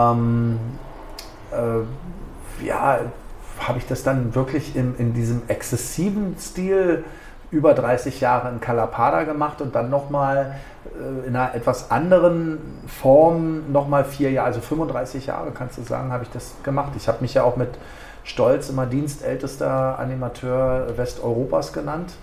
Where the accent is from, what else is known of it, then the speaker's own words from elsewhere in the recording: Berlin, Germany; moved away as an adult; now in Ibiza, Spain; ich kam aus Berlin oder bin Berliner